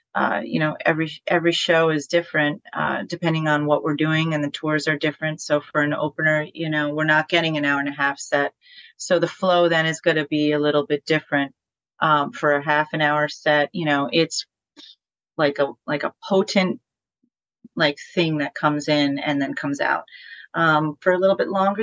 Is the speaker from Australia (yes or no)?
no; Poughkeepsie, New York, United States; we played The Chance in my hometown in Poughkeepsie